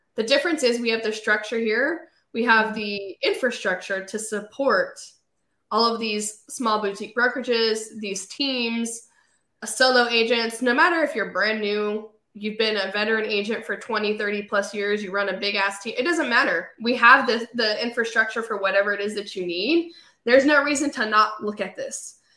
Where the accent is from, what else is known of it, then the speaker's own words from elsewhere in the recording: California, United States; moved away as an adult; now in Raleigh, United States; I sold real estate in um, California. That's where I was born and raised